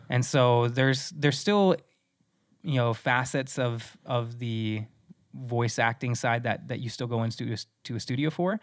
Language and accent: English; Midwest, United States; moved away; also born or lived in South Dakota; I'm originally from the Mid-, Midwest